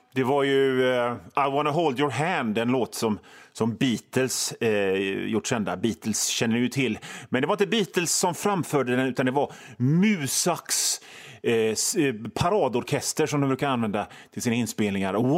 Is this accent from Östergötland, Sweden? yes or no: no; Hönö, Västra Götaland, Sweden; jag kommer från Hönö född på Hönö på 70-talet